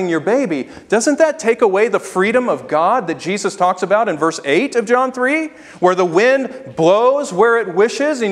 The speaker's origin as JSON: {"language": "English", "region": "Tennessee", "country": "United States", "tie": "born or raised there", "said": "My family was a transplant in Tennessee from Michigan, long before I was born"}